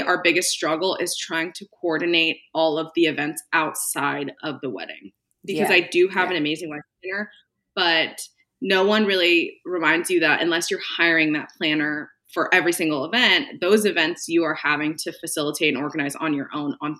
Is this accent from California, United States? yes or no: yes; California, United States; moved away as an adult; also born or lived in New York City; I originally am from California